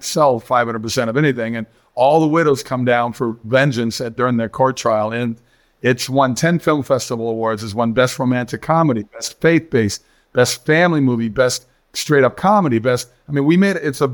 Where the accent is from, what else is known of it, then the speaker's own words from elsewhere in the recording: just outside of Minneapolis, Minnesota, United States; moved away as an adult; also born or lived in Los Angeles; I grew up just outside of Minneapolis